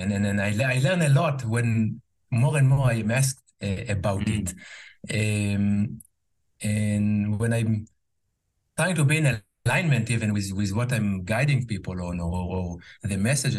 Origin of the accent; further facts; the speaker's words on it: Jerusalem, Jerusalem District, Israel; English is a second language; moved away as an adult; now in United States; I grew up in Israel, in Jerusalem, Israel. I now live in the US, where I also work in English